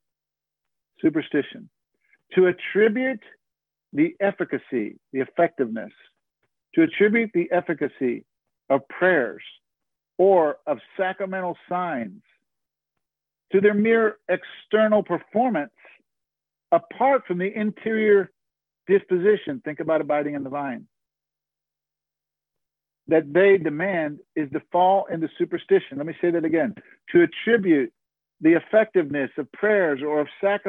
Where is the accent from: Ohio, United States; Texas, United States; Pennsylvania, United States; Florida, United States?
Florida, United States; South; moved away; I grew up in South Florida.